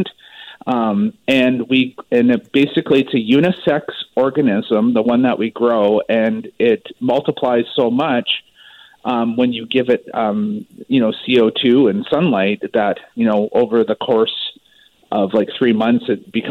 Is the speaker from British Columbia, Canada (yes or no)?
yes; Maple Ridge, British Columbia, Canada; moved away; I'm actually originally from Maple Ridge